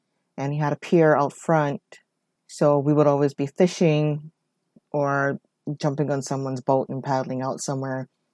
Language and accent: English; Oahu, Hawaii, United States; I am born and raised in Hawaii on the island of Oahu